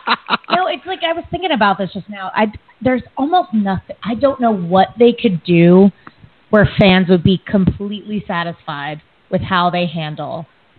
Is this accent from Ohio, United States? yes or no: no; Delaware, United States; I was born and raised in Delaware